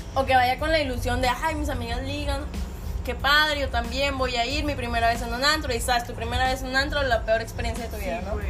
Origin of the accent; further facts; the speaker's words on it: Monterrey, Nuevo León, Mexico; nosotros también, como regios